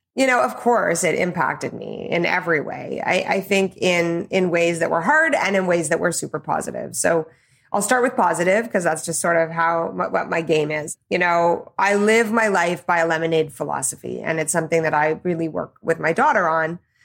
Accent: Calgary, Alberta, Canada; I was born in Calgary uh, to my mom, Karen, and my dad, Bernie

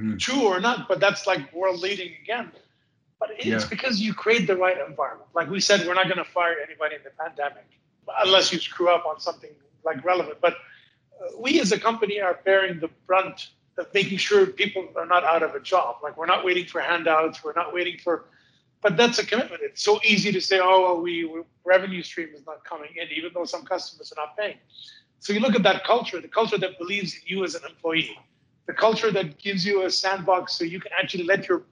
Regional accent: Montreal, Quebec, Canada; I'm from Montreal. We get 2 meters plus of snow a year

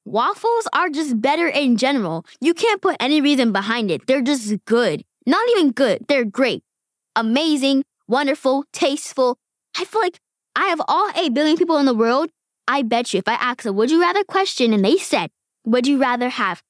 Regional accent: Queens, New York, United States; born there; now in Bronx, United States; I was born in Queens, New York.

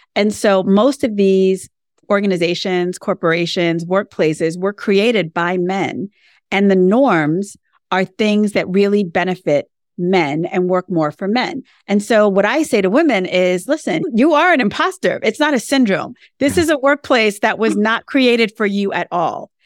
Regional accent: New York, United States; now in Florida, United States; I'm a New Yorker, and I think that's really important to say that I'm from New York because I live in Florida now

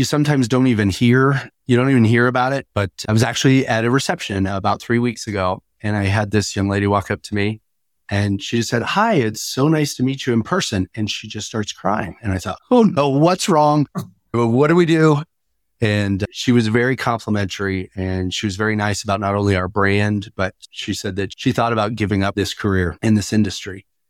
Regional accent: Wyoming, United States; Maybe that's because I was born in Wyoming.

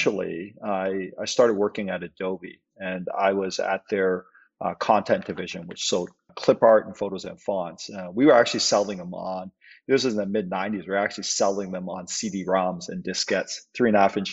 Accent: Canada; also born or lived in Hong Kong; I was born in Hong Kong. Parents immigrated to Canada when I was five

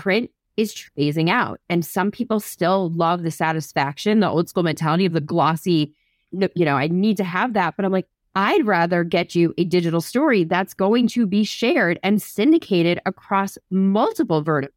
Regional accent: New Jersey, United States; I grew up in New Jersey

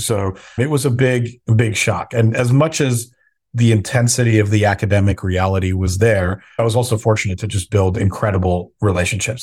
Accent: Southern California, United States; also born or lived in Minnesota / Bay Area, California; I was born in Minnesota, but really you know, my upbringing was in Southern California.

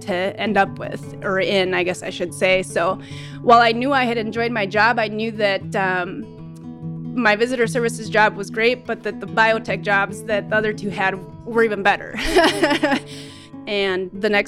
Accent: Red Wing, Minnesota, United States; moved away as an adult; now in Cold Bay, United States; I grew up in southeastern Minnesota, Red Wing, which is along the Mississippi River and bluff country

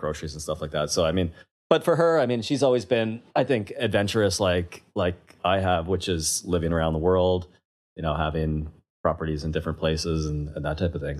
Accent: Kelowna, British Columbia, Canada; moved away as an adult; also born or lived in London, England; now in Toronto, Canada; I grew up in Kelowna, BC, left uh, when I was 21 to London, England.

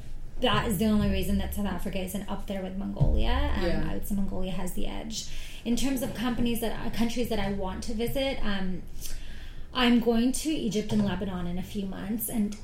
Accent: Oman; other than home, which is in the Middle East. I'm from Oman.

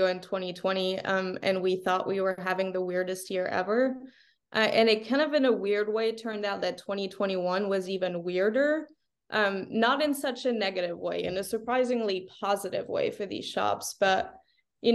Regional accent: France; also born or lived in California; now in Oklahoma City, United States; I grew up in France

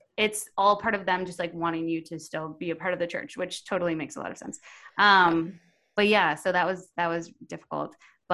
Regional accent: Ontario, Canada; now in Edmonton, Canada; So I moved to Edmonton from Ontario, and they gave me my paperwork to go to the church over there

